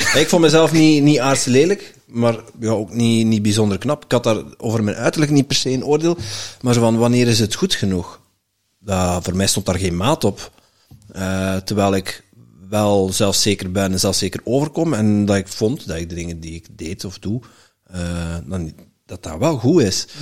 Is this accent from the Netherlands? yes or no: yes; Netherlands; now in Belgium; ik ben een, een Hollander